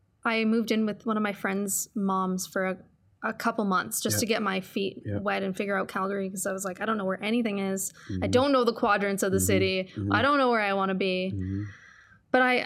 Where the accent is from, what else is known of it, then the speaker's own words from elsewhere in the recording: East Coast, United States; It's always kind of felt like home to me, even though I'm totally from the East Coast.